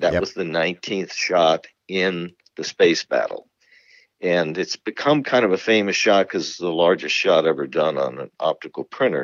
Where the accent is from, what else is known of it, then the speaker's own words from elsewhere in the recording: Marin County, California, United States; also born or lived in San Francisco; I was born in San Francisco. I grew up in Marin County